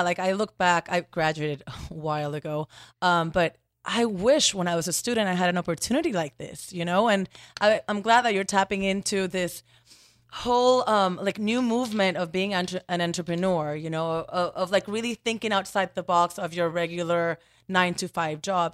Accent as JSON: {"language": "English", "country": "Puerto Rico", "tie": "born or raised there", "first_language": "Spanish", "second_language": "English", "moved": "yes", "said": "I'm Puerto Rican, so my first language is Spanish."}